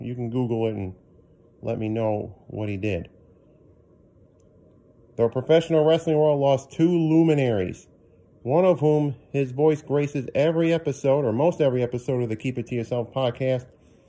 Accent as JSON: {"language": "English", "region": "New York", "country": "United States", "tie": "born or raised there", "said": "my home state of New York."}